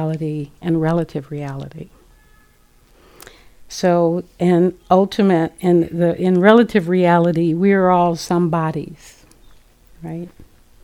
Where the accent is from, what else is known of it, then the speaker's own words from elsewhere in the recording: Los Angeles, California, United States; growing up in South Central Los Angeles